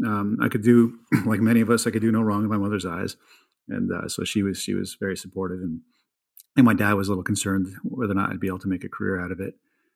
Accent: Brooklyn, New York, United States; also born or lived in London, England; So I was born in 1970 in London, England, and I'm told I lived there for 3 years. Don't remember any of it. Moved to Brooklyn, New York.

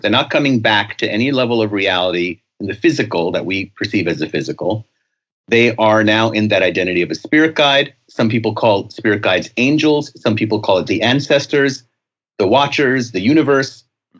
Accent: India; I'm Indian from India, but I don't really channel any of the gurus.

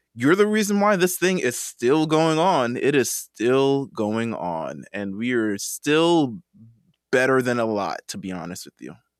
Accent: New York, United States; I'm from New York

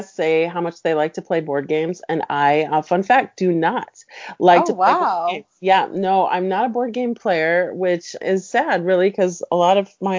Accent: Mexico City, Mexico; also born or lived in Puerto Rico / New York; And then we went to Mexico, and I really consider Mexico City to be my home

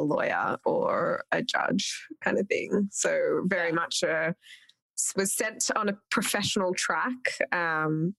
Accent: Canberra, Australian Capital Territory, Australia; also born or lived in Sri Lanka; Spent most of my teen formative years in a town called Canberra

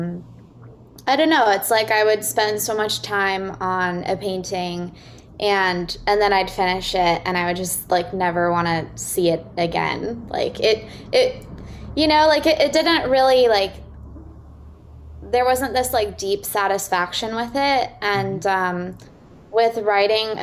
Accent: Austin, Texas, United States; moved away as an adult; also born or lived in New York City; I grew up in Austin, Texas

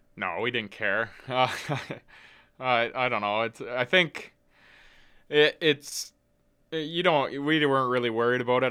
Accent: Edmonton, Alberta, Canada; being from Edmonton

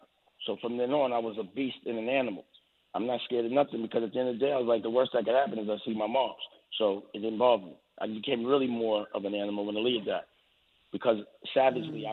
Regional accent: New York City, New York, United States; I'm from Harlem

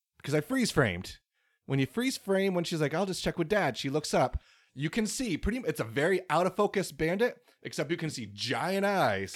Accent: United States; as an American

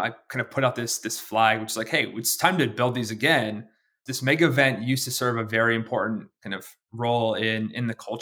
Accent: Pacific Northwest, United States; I'm 10 years old. I'm from the Pacific Northwest.

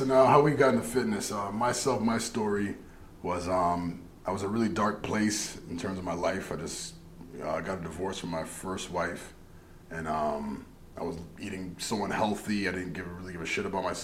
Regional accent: Hamilton, Ontario, Canada; also born or lived in Toronto; So I was born in Toronto. But I moved to Hamilton when I was 8 years old

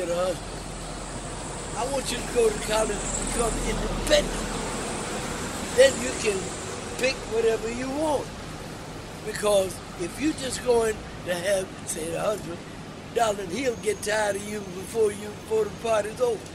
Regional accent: Virginia, United States; also born or lived in Williamsburg, Virginia; now in New York, United States; I was raised in Virginia

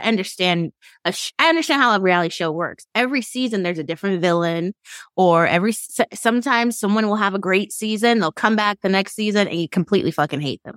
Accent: Sacramento, California, United States; also born or lived in San Francisco; my hometown

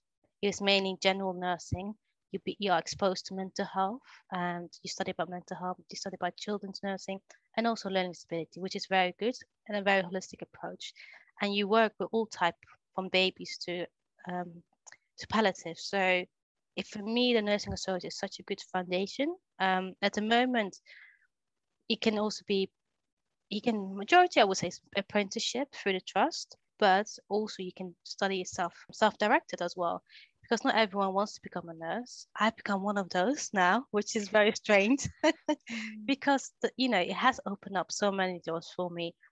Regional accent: Netherlands; now in England; So my first job in England, because I grew up in Holland

